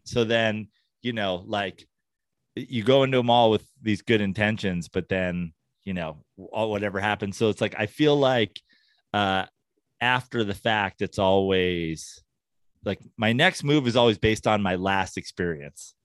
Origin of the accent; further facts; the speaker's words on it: New York, United States; now in Los Angeles, United States; I'm a New Yorker originally